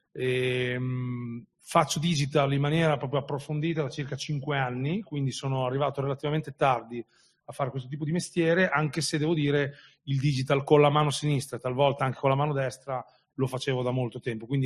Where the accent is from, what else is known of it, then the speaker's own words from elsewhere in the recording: Emilia-Romagna, Italy; una trasmissione locale qui in Romagna, io sono romagnolo anche se non si sente